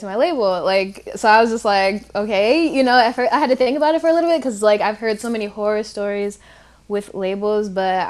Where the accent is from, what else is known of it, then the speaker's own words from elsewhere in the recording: Detroit, Michigan, United States; I'm from Detroit, Michigan as well. And I am a R&B singer from Detroit, Michigan